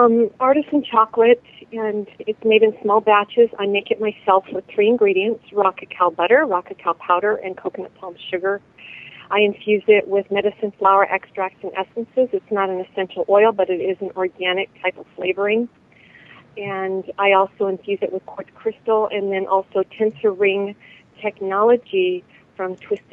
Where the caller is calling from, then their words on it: Cedar Rapids, Iowa, United States; I'm calling from Cedar Rapids, Iowa.